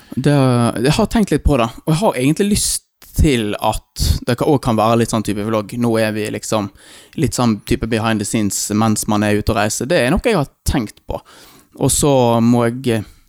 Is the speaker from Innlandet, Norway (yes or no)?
no; Eikanger, Vestland, Norway; born or raised there; also born or lived in India